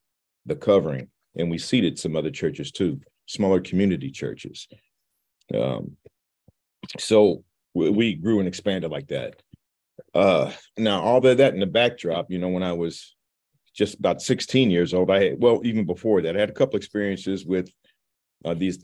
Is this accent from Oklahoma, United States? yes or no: no; Leavenworth, Kansas, United States; moved away as an adult; also born or lived in St. Joseph, Missouri; I'm born and raised in Kansas, Leavenworth, Kansas